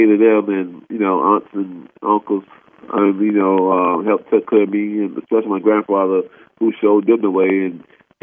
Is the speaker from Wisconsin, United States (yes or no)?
no; Cleveland, Ohio, United States; moved away; Cleveland always will be home. That's why I'm born and raised.